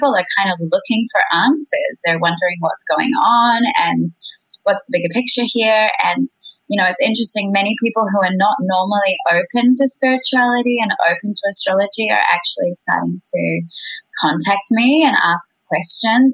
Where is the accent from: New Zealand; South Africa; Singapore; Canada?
New Zealand; Queenstown, Otago; now in Bali, Indonesia; I was born in New Zealand in a place called Queenstown